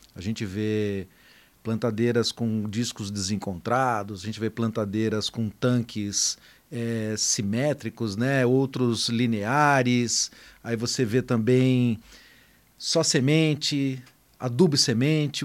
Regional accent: Taquaritinga, São Paulo, Brazil; eu sou lá de, de Taquaritinga, né? Então aprendi a dirigir em cima de um trator

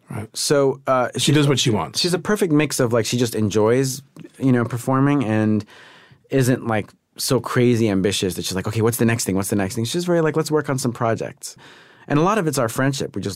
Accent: New York, United States; You know, I'm I'm a city guy. I'm from New York, and and I still love it there.

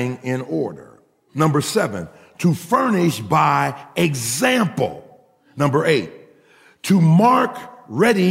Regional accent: Pittsburgh, Pennsylvania, United States; we're from Pittsburgh

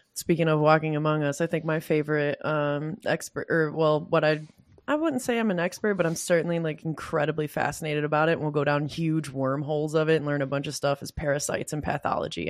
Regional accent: Michigan, United States; I come from Michigan

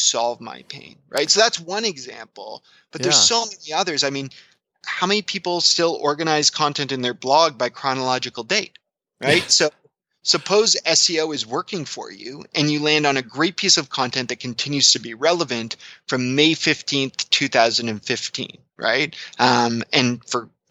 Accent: Canada; I'm Canadian

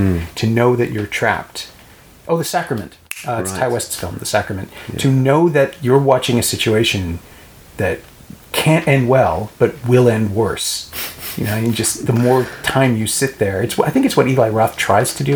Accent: Canada; I'm Canadian

